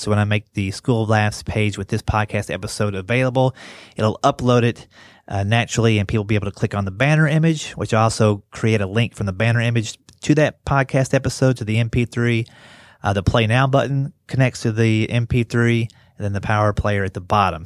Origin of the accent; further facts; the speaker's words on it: Kentucky, United States; moved away; also born or lived in West Virginia; I grew up in Kentucky and went to school in West Virginia